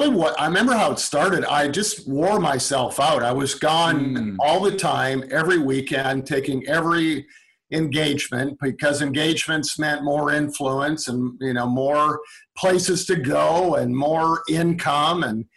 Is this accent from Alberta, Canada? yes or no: yes; Calgary, Alberta, Canada; Calgary, Alberta.